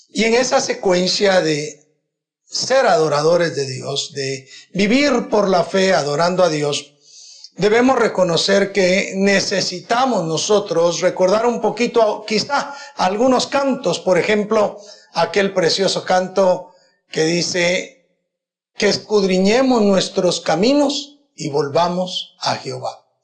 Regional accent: Guatemala; En Guatemala tenemos la dicha que ninguna persona puede acusar a la iglesia cristiana evangélica

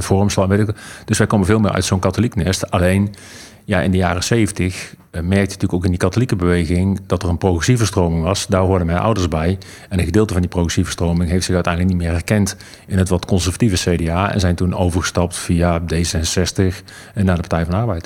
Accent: Eindhoven, North Brabant, Netherlands; moved away; toen ik nog in Eindhoven woonde

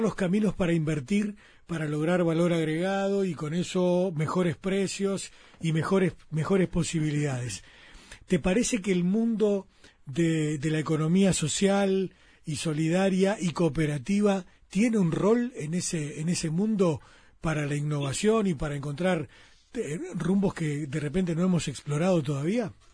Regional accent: Uruguay; para un país como el uruguayo, como el Uruguay, donde eh, de repente eh, a veces parece que nos costará mucho

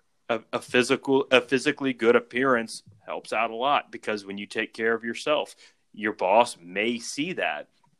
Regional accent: South Louisiana, United States; We grew up in South Louisiana

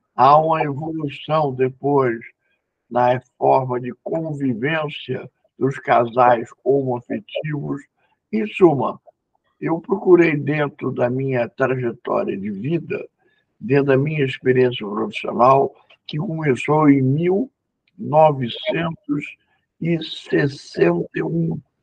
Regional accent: Rio de Janeiro, Brazil; a família de mãe é paulista, e eu sou carioca

